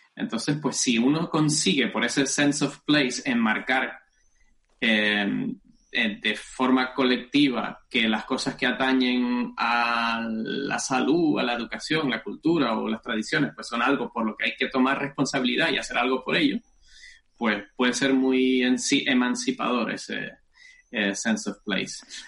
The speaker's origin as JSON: {"language": "Spanish", "town": "Tacoronte", "region": "Canary Islands", "country": "Spain", "tie": "born or raised there", "also_born_or_lived": "Göttingen, Germany", "accent": "Canarian", "moved": "as an adult", "lives_now": "Germany", "said": "Como delata mi acento, espero que me siga delatando, soy canario, soy de Tenerife del norte rural de Tenerife, por supuesto, en los altos del municipio de Tacoronte. Hasta los 22 años viví allí"}